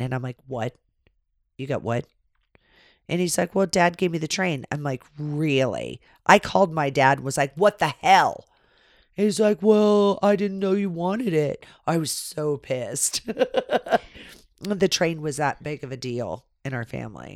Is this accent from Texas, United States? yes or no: no; California, United States; we grew up in California.